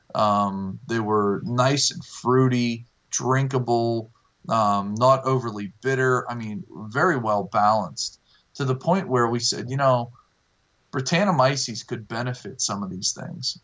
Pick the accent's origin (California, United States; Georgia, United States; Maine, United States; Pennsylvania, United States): Pennsylvania, United States; Millvale; I'm originally from Millvale, and um, I'll always have a tap room there